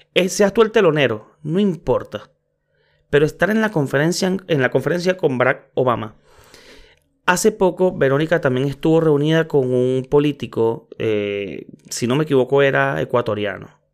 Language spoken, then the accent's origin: Spanish; Venezuela; soy venezolano